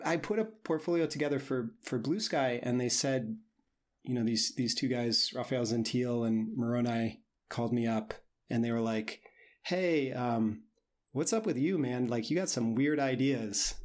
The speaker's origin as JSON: {"language": "English", "region": "Indiana", "country": "United States", "tie": "born or raised there", "moved": "as an adult", "said": "I grew up in Indiana"}